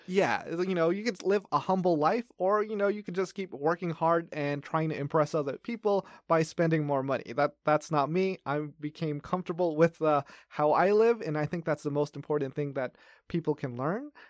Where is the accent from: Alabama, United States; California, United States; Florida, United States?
California, United States; Los Angeles; moved away as an adult; now in Taiwan; I grew up in Los Angeles